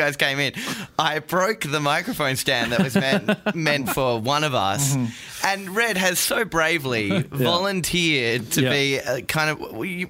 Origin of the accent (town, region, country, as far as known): Adelaide, South Australia, Australia; born or raised there; moved away as an adult; now in Melbourne, Australia